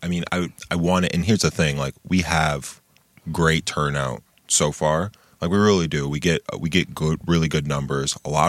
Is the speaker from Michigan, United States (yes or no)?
yes; Lansing, Michigan, United States; also born or lived in Grand Ledge; I'm from Lansing. A lot of people don't know that. Like, born and raised, you know, born at Sparrow, grew up in the old Oakland neighborhood and the Forest neighborhood.